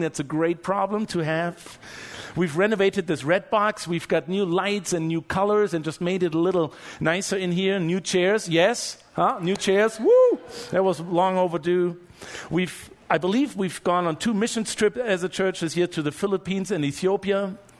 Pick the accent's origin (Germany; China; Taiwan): Germany; moved away; I'm from Germany.